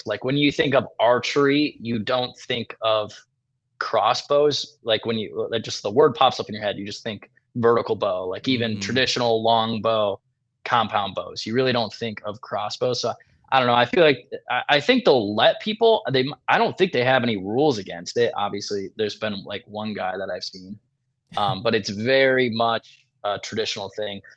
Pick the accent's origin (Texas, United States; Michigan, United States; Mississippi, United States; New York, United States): Michigan, United States; now in Iowa, United States; I grew up in Michigan.